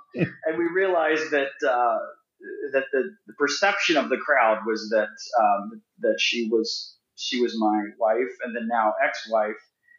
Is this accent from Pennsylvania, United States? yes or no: no; Indiana, United States; And I did a show here in my hometown in Indiana.